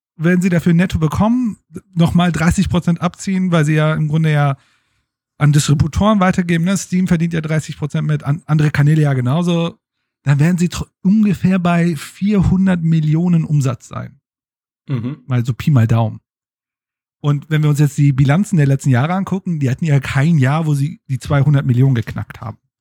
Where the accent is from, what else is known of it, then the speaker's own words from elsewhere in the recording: Germany; als Deutsche